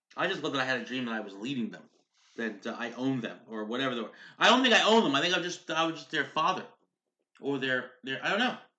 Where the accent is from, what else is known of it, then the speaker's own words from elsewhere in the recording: United States; We're hardworking American parents.